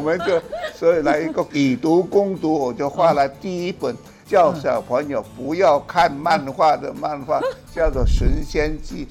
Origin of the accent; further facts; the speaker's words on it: Hsinchu County, Taiwan; moved away; 新竹是我的故乡啊